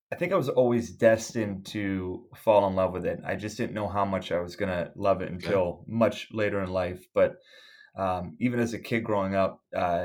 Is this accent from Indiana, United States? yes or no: no; Buffalo, New York, United States; I'm born and bred in Buffalo, New York